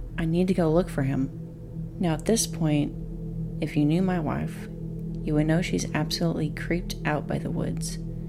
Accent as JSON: {"language": "English", "region": "Oregon", "country": "United States", "tie": "born or raised there", "also_born_or_lived": "Las Vegas", "said": "Me growing up in Oregon, that's where I want to move."}